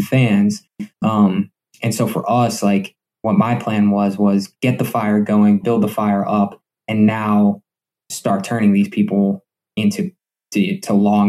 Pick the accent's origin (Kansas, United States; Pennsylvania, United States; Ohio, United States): Pennsylvania, United States; Scranton; also born or lived in New York City; I grew up in West Granton my whole life. I went to West Granton High School